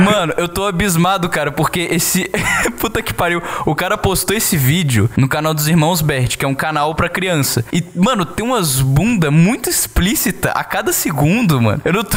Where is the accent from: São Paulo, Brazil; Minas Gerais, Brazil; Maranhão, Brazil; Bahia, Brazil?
Minas Gerais, Brazil; Eu, como mineiro